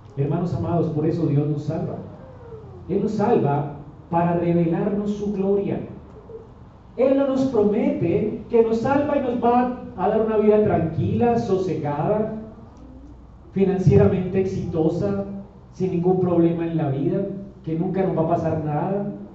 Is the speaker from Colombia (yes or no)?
yes; Colombia